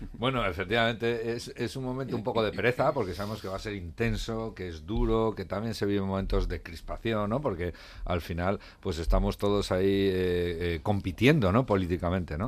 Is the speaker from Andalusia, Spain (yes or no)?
no; Navarre, Spain; como Navarro